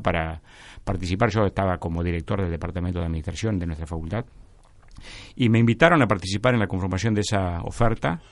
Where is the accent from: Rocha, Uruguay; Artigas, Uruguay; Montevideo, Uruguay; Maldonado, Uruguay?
Artigas, Uruguay; moved away; yo que vengo del interior, iba a decir del interior profundo, en realidad casi del exterior, vengo de Artigas